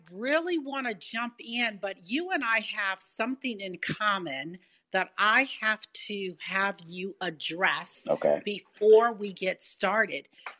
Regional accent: Milwaukee, Wisconsin, United States; moved away as an adult; also born or lived in Bay Area, California; now in Las Vegas, United States; Both born and raised in Milwaukee, Wisconsin.

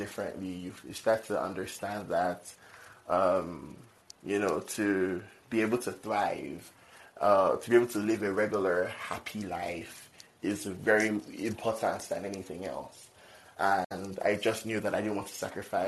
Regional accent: Nigeria; now in Minnesota, United States; I'm from Nigeria

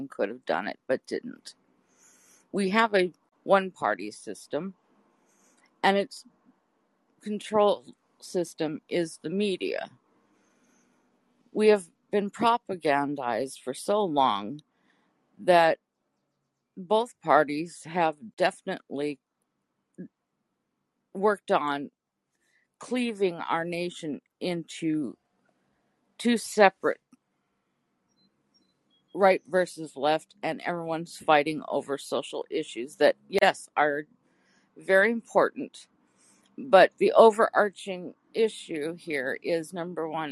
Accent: Alaska, United States; as a first-generation American, I was born here in Alaska

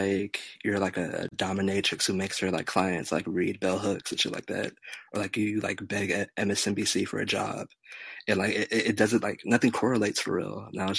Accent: California, United States; also born or lived in Tennessee; Nah, man. I'm from California and Tennessee. Bounced around a lot.

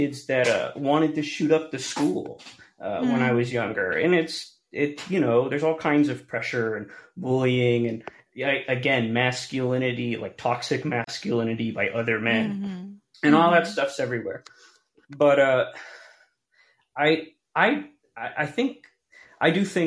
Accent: United States; growing up in America, I'm Hispanic

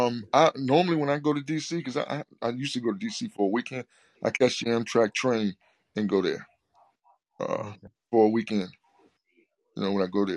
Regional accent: Virginia, United States; also born or lived in South Boston, Virginia; I'm from Virginia.

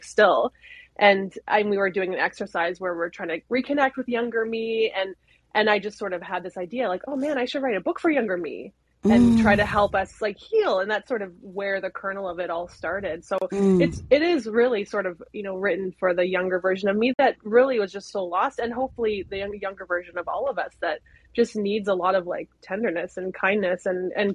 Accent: Canada; I'm fully Canadian, 100%

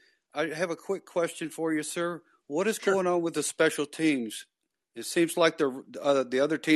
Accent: Evansville, Indiana, United States; now in Gulfport, United States; I'm originally from Evansville, and it gets hot and humid there.

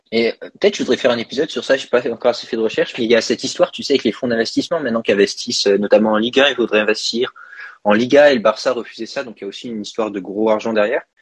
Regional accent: France; en tant que Français tous les deux

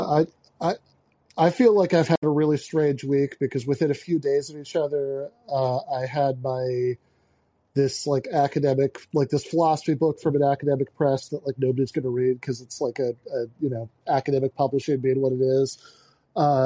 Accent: Michigan, United States; I grew up about an hour and change north of the nearest Canadian border, since to get the fastest way to get to Canada from the part of Michigan I was from is to drive south to the Detroit Windsor Crossing

